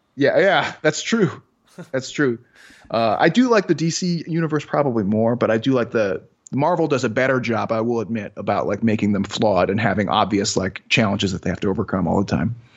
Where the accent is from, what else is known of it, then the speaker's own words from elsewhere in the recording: Chicago, Illinois, United States; I'm from Chicago